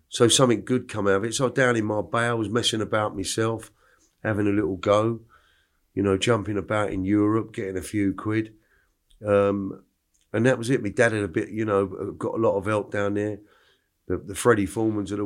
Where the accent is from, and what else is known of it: New Malden, London, United Kingdom; born or raised there; also born or lived in Clapham, London / Stockwell, London / Epsom, Surrey